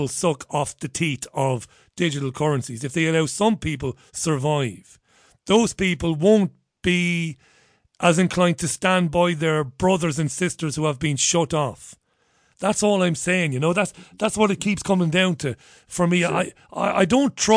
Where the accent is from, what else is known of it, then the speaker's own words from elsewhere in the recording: Ireland; I grew up in Catholic Ireland